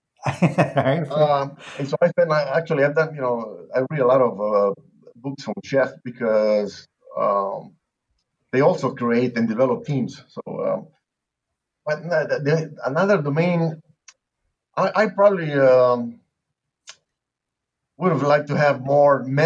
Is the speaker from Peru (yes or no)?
yes; Lima, Peru; moved away as an adult; also born or lived in Nebraska; now in Texas, United States; this accent is not from Texas. I'm from Lima, Peru. I've been here 45 years